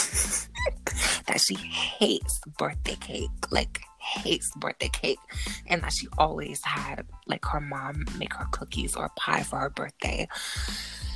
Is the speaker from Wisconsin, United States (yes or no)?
no; Miami, Florida, United States; I'm from Miami.